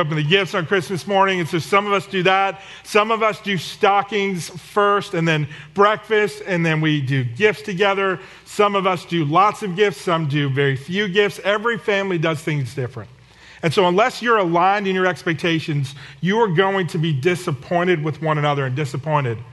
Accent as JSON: {"language": "English", "area": "the Northeast", "region": "New Jersey", "country": "United States", "moved": "yes", "said": "We're from the Northeast, and when my family gets together in New Jersey"}